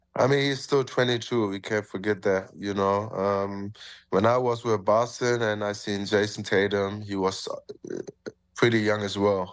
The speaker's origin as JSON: {"language": "English", "country": "Germany", "moved": "as an adult", "lives_now": "Toronto, Canada", "said": "I'm from Germany"}